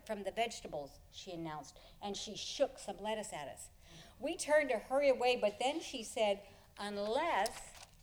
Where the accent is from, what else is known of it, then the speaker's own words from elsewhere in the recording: near Pasadena, California, United States; I grew up near Pasadena in the 60s